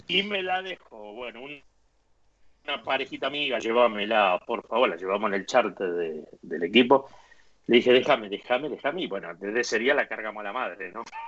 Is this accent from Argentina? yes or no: yes; Argentina; moved away as an adult; also born or lived in Spain; now in Madrid, Spain